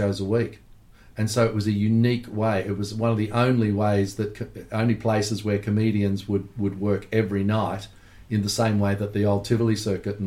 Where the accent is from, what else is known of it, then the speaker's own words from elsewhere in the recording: Melbourne, Victoria, Australia; growing up in Melbourne